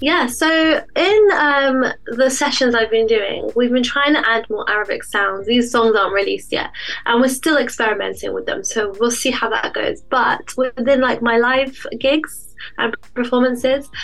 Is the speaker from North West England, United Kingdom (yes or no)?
no; London, United Kingdom; moved away as an adult; I grew up there and I left London